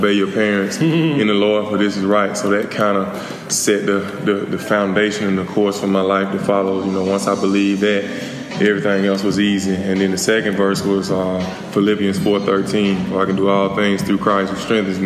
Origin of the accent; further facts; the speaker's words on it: Selma, Alabama, United States; moved away as an adult; also born or lived in Atlanta, Georgia; now in Dallas, United States; I'm from Selma. I have a big extended family